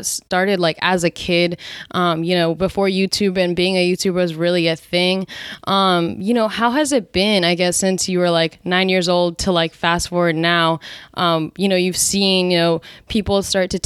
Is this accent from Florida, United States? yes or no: no; New Jersey, United States; now in San Francisco Bay Area, United States; I'm from New Jersey, but I live out in the Bay